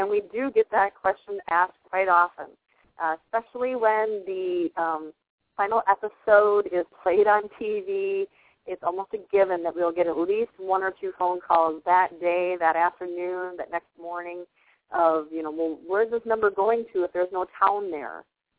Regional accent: Walnut Grove, Minnesota, United States; I grew up here in Walnut Grove, went away to college, came back, got married, settled down.

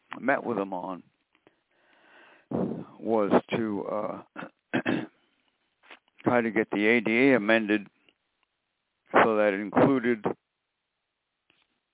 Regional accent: New York City, New York, United States; when I was growing up in Brooklyn, I met Mayor Wagner.

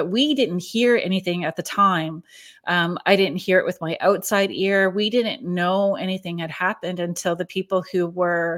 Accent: Sault Ste. Marie, Ontario, Canada; I'm from Sault Ste. Marie.

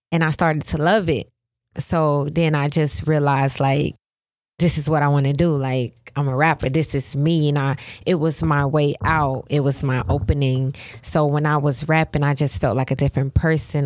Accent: Pompano Beach, Florida, United States; Growing up in Pompano

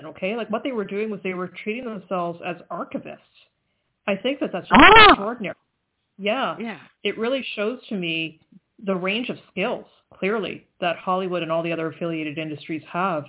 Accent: Canada; I'm Canadian

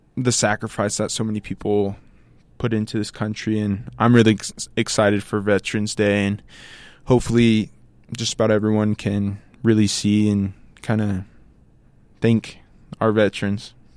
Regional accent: Tucson, Arizona, United States; moved away as an adult; now in Logan, United States; I'm from Tucson, Arizona

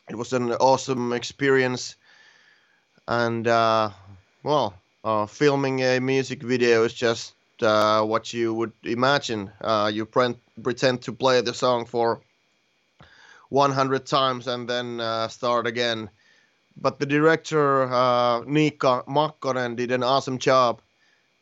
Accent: Finland; born or raised there

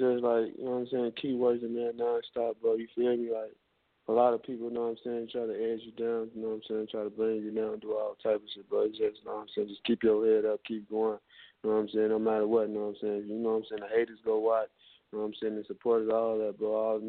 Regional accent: Chicago, Illinois, United States; accent: southern; moved away; also born or lived in Atlanta; I'm from Chicago, bro.

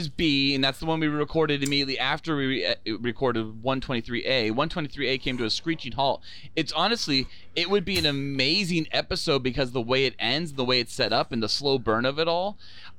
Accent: Sweden; I'm Jewish from Sweden.

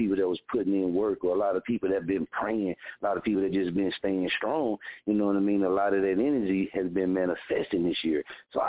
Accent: Oklahoma, United States; born or raised there

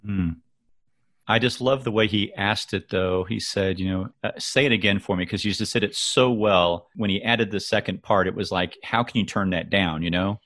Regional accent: Kansas City, Missouri, United States; I'm from Kansas City

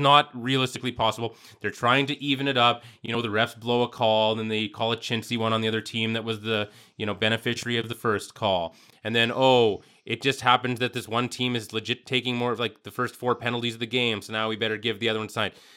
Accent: Canada; growing up in Canada, how it's just a fact of life with hockey

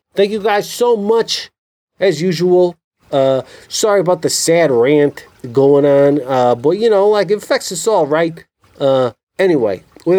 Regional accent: United States; I'm an American

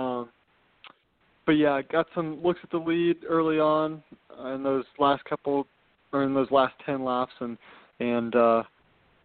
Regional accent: Atlanta, Georgia, United States; I'm from Atlanta, Georgia. That's where I've grown up

